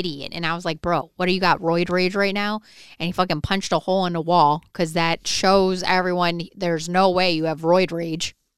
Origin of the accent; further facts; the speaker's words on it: Michigan, United States; moved away; I grew up in Michigan